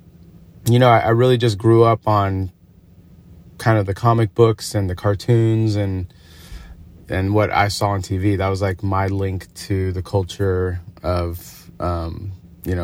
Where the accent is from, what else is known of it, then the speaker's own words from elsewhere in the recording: Agoura Hills, California, United States; also born or lived in North Hollywood, Los Angeles; I was born in North Hollywood, and then after like third grade, probably like the second part of elementary school, my parents moved up to Agoura Hills, which is a little past Calabasas.